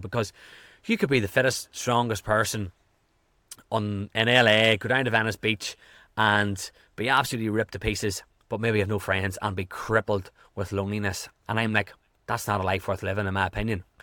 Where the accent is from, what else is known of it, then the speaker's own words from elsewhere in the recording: Ireland; also born or lived in California; I am from Ireland.